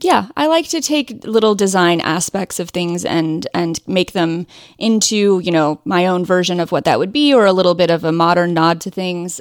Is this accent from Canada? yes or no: no; Ohio, United States; also born or lived in Indiana; I grew up in Ohio